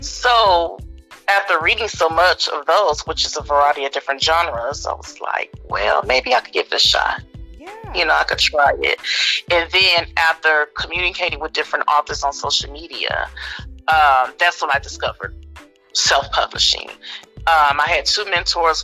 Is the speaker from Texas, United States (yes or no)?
yes; Austin, Texas, United States; Hillcrest is the street that I grew up on in East Austin.